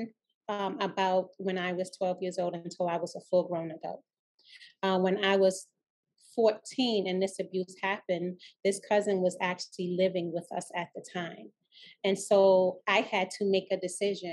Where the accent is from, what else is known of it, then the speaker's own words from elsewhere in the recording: New York City, New York, United States; I was raised in Laurelton, Queens, and I went to school in District 29.